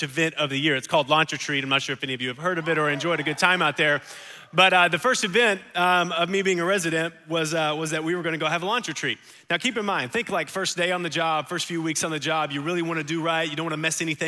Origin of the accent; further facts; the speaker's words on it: United States; I'm an American.